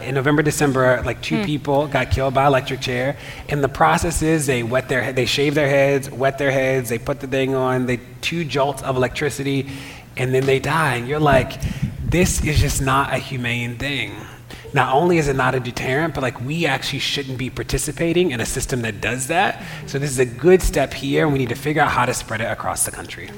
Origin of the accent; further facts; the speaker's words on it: Baltimore, Maryland, United States; I'm from Baltimore